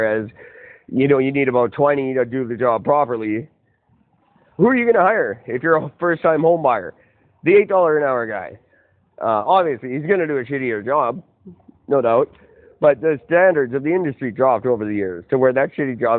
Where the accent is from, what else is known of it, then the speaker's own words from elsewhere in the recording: Canada; I am third generation Canadian